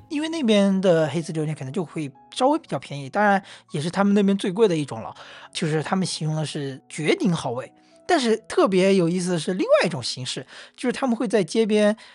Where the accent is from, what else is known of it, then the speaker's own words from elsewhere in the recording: Wenzhou, Zhejiang, China; also born or lived in Hangzhou; 都是温州人